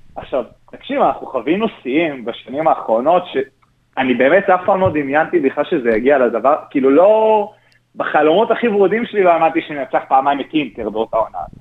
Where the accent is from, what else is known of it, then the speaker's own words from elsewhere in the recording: Gush Dan, Tel Aviv District, Israel; also born or lived in Rosh HaAyin; אני כילד אה, שגר במרכז, בגוש דן